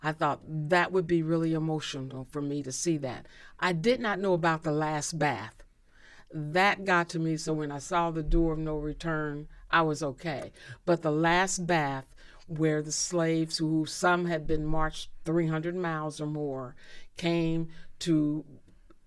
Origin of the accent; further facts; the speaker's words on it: Indianapolis, Indiana, United States; I grew up in Indy